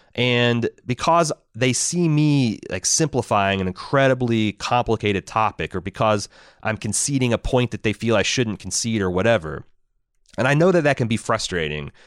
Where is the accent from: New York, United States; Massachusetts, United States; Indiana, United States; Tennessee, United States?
Indiana, United States; I'm from Indiana. I'm not from the cool cosmopolitan places in Indiana, like Indianapolis or Bloomington